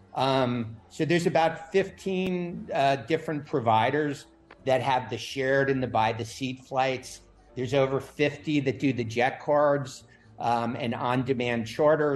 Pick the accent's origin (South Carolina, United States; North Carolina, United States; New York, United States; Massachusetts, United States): New York, United States; now in Florida, United States; I grew up in New York before I moved to Florida